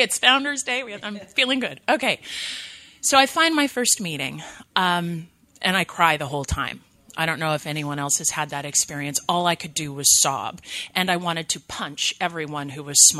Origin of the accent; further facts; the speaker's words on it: 2 hours north of Los Angeles, California, United States; moved away as an adult; my hometown, 2 hours north of Los Angeles